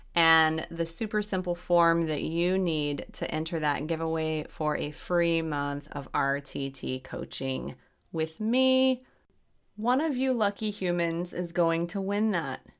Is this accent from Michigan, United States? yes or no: no; Arkansas, United States; I grew up in Arkansas.